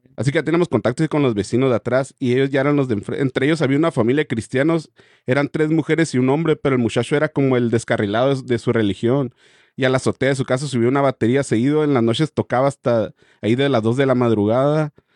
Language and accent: Spanish; Guadalajara, Jalisco, Mexico; yo soy de Guadalajara y exactamente de San José del 15, se llama así, que está a máximo 10 minutos del aeropuerto. Yo tendría algunos ocho años cuando mi tía se fue a rentar enfrente de mi casa